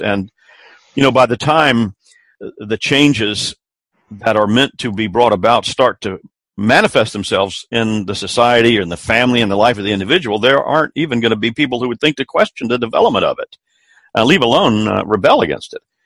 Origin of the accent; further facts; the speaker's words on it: Columbia, South Carolina, United States; my hometown of Columbia, South Carolina